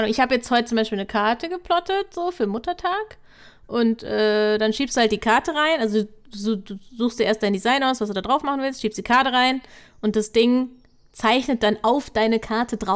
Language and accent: German; Mainz, Rhineland-Palatinate, Germany; Also ich komme aus Mainz, da, mach, da haben wir kein Osterfeuer